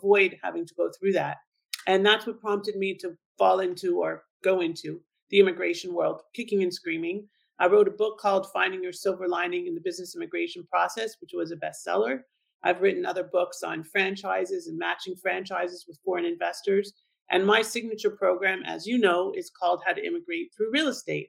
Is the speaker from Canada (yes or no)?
yes; Thornhill, Ontario, Canada; moved away as an adult; also born or lived in Toronto; now in Florida, United States; I'm originally from Toronto, and I grew up in Thornhill